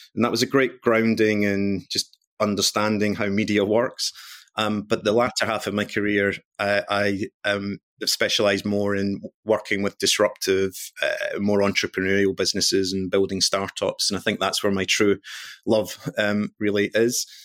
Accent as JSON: {"language": "English", "town": "Glasgow", "region": "Scotland", "country": "United Kingdom", "tie": "born or raised there", "said": "I'm Scottish born and bred, come from Glasgow"}